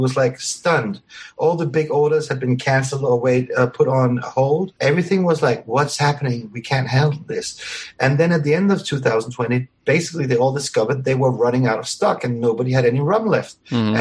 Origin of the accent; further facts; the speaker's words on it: Mauritius; moved away; also born or lived in Venezuela; I grew up on Mauritius